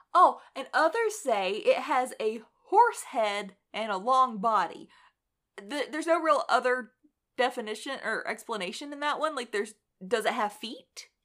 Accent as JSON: {"language": "English", "country": "United States", "said": "we're American"}